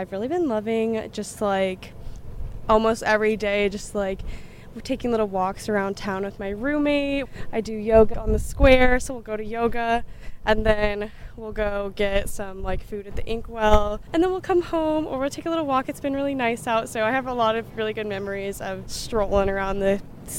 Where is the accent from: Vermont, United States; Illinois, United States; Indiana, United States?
Indiana, United States; Indianapolis; I'm from Indianapolis, so it's a state school.